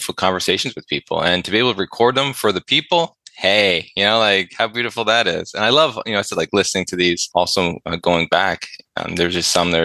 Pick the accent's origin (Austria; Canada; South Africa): Canada; Ontario; moved away as an adult; now in British Columbia, Canada; I lived in Ontario for so long and really near my hometown for the majority of my life